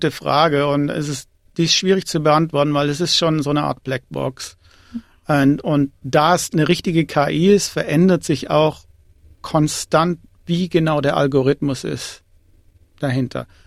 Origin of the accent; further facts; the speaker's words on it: Tamm, Baden-Württemberg, Germany; moved away as an adult; also born or lived in Erlangen / Zurich; now in Australia; Also ursprünglich komme ich aus dem kleinen Dorf Tamm, das ist bei Ludwigsburg und Ludwigsburg ist in, St in der Nähe von Stuttgart.